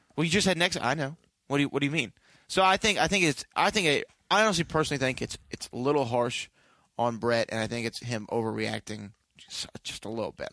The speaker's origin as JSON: {"language": "English", "country": "United States", "said": "I'm an American"}